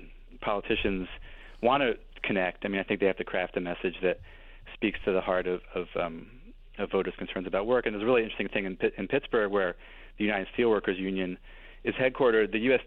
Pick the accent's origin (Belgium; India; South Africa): Belgium; Brussels, Brussels-Capital Region; I think I grew up in Belgium, and I think that's a huge difference between Europeans and Americans. And my friends I went to high school with at a Belgian public high school all still live in Brussels.